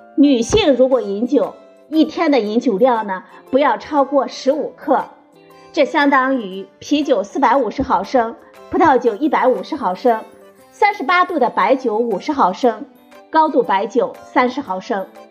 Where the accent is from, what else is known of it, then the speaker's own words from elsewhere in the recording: China; 我们中国人